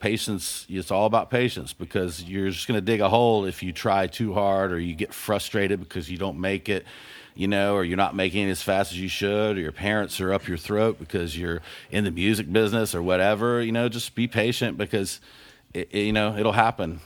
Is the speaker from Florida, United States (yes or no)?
yes; Panama City, Florida, United States; moved away; also born or lived in Gainesville, Florida; I grew up in the Redneck Riviera of Panama City, Florida.